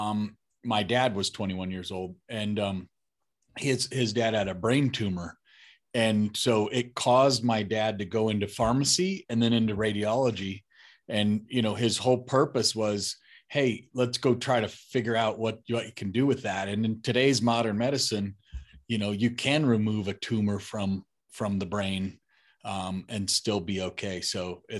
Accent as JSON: {"language": "English", "region": "Colorado", "country": "United States", "tie": "born or raised there", "said": "That's where I am, Colorado now, for the last 7 years."}